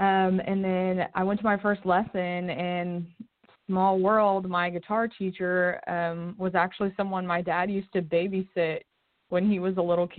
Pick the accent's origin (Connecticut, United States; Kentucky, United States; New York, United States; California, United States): Kentucky, United States; Lexington; moved away as an adult; now in Nashville, United States; I was born and raised in Lexington, Kentucky.